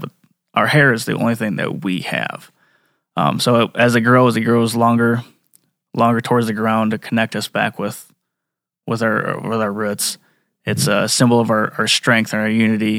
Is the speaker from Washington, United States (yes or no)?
no; Flandreau, South Dakota, United States; I grew up in Flandreau